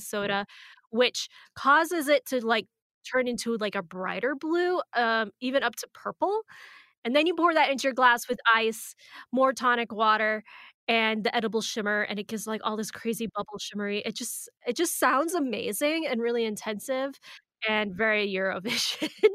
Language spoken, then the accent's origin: English; Arizona, United States; we're from Arizona